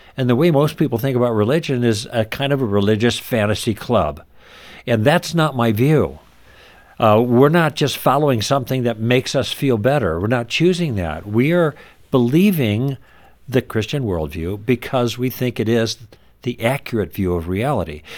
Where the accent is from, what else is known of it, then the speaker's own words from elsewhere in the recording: Midwest, United States; moved away; also born or lived in Los Angeles; We were raised in the Midwest